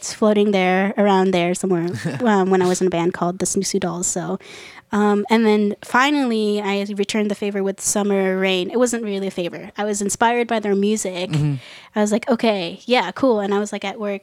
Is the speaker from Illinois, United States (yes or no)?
yes; Illinois, United States; first language Japanese and English; moved away as an adult; also born or lived in Columbus, Ohio; now in Philadelphia, United States; I've been in Philly for a little bit more than 2 years, and I'm from Illinois. I'm from the Midwest